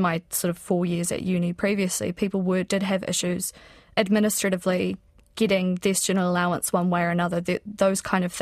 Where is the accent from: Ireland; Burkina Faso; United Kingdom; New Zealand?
New Zealand; South Island; I'm from the South Island